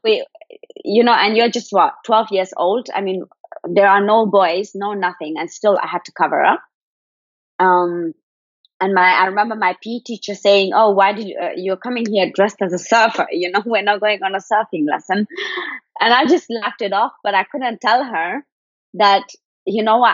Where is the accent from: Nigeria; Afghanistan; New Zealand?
Afghanistan; Kabul; I'm actually from Afghanistan. I was born in Kabul in 93.